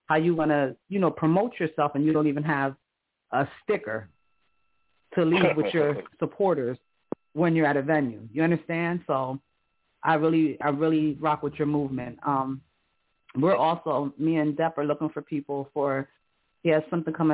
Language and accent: English; New York City, New York, United States; I'm from Harlem